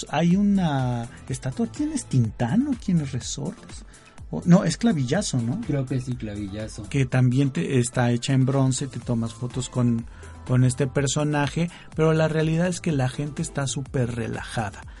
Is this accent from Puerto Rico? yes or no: no; Chihuahua, Mexico; y bueno, pues siendo chihuahuense, pues tenía que estar la famosa X, como diría Chabelo, en este maravilloso lugar.